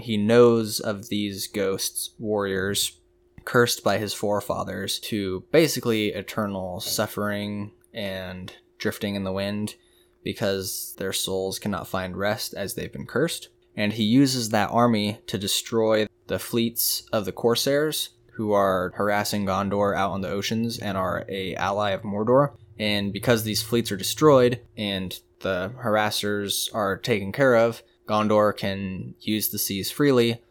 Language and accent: English; United States; we're American here